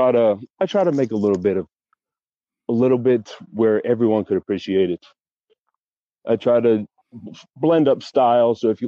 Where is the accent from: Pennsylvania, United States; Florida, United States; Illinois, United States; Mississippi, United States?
Pennsylvania, United States; Pittsburgh; I'm originally from Pittsburgh, and I moved around a lot. And I'm currently in Pittsburgh right now.